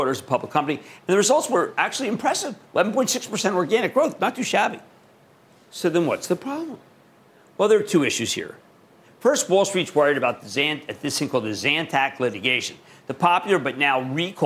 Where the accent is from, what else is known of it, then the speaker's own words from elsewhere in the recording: Philadelphia, Pennsylvania, United States; accent: Philadelphia; That's my Philadelphia accent